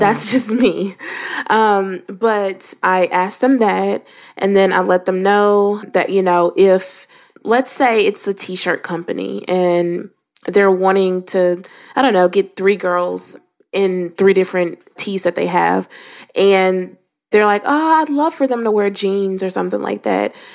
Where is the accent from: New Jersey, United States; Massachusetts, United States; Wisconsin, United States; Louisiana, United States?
Louisiana, United States; I am from Louisiana